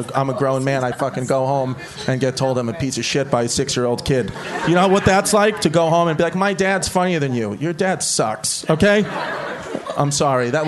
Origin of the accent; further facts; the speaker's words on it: New York City, New York, United States; I'm from Brooklyn, like the old Brooklyn, you know, like not the new fucking quinoa Brooklyn. I'm from the old part